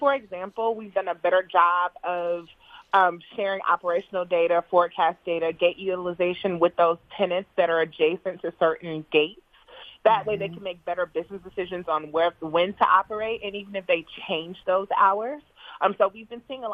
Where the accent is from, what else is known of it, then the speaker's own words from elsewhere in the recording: Atlanta, Georgia, United States; I'm raised in Atlanta.